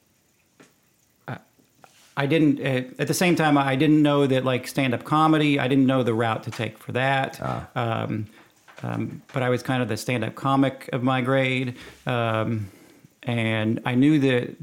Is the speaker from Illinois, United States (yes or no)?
no; Rockwall, Texas, United States; also born or lived in Wisconsin; I grew up out in Rockwall